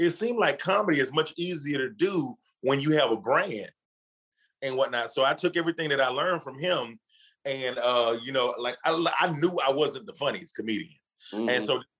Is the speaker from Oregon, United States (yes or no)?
no; Decatur, Georgia, United States; also born or lived in Albany, Georgia; I was born in Albany, Georgia, raised in Atlanta, Decatur to be exact